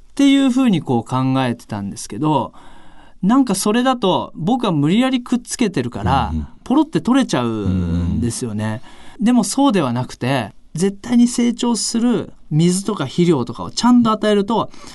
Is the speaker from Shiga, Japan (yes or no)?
no; Oita, Japan; moved away; 僕大分にちょっと用事があって帰りまして当時の小学校の時のラグビースクールの先生にですね、お会いしたんですよ